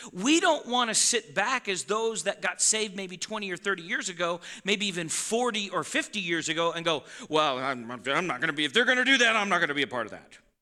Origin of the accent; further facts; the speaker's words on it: Yellowstone Boys and Girls Ranch, Montana, United States; I was raised around the Yellowstone Boys and Girls Ranch, so I know how to slaughter a cow